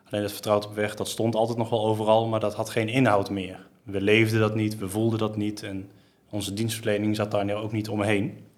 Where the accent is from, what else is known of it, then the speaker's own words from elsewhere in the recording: Geldermalsen, Gelderland, Netherlands; ik kom dus kom uit Geldermalsen. Ik woon heel mijn leven al hier.